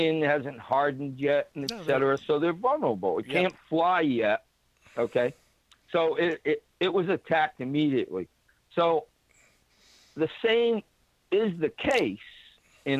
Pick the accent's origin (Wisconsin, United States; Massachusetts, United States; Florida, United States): Massachusetts, United States; New Bedford; moved away; my first time I moved away from my hometown, all my buddies, and of course, this is New Bedford, I got all these fishermen buddies